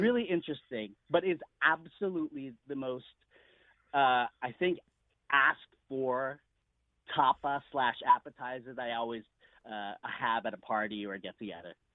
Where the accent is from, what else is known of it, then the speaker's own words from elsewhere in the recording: United States; I am Filipino, but I was born in America